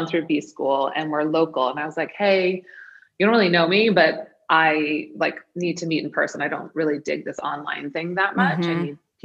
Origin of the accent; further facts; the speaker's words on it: New York, United States; moved away as an adult; also born or lived in Maine; I'm from New York. I'm new to Maine